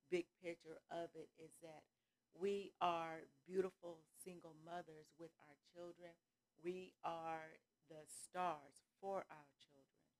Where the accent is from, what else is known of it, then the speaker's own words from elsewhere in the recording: California, United States; moved away as an adult; also born or lived in Atlanta, Georgia; now in Gainesville, United States; I'm from California. That's mm-hmm. my hometown. That's where I was born, raised, everything. And then I got married and came here to Atlanta, Georgia.